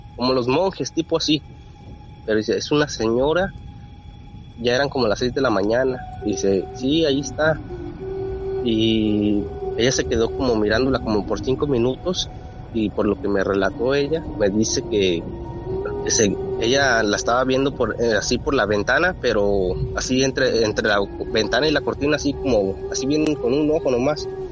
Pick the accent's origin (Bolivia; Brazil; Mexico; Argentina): Mexico; Rodeo, Durango; nosotros somos de Durango, Durango, Durango, pegados a Chihuahua, a un pueblito que se llama Rodeo Durango